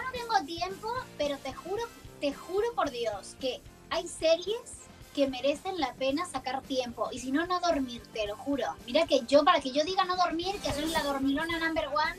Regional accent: Argentina; una argentina con nacionalidad italiana

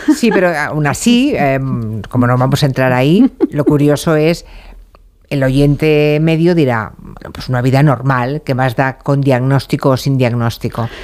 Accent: Argentina; now in Alicante, Spain; te llamo de aquí de Alicante, soy argentino

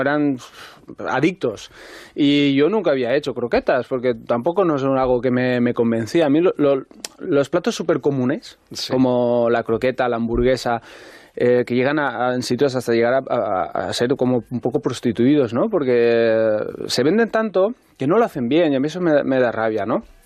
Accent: Albaida, Valencian Community, Spain; moved away as an adult; also born or lived in Ontinyent / Dénia; now in Madrid, Spain; soy de un pueblo que se llama Albaida

